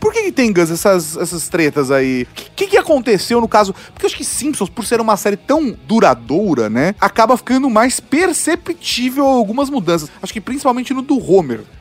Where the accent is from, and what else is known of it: Brazil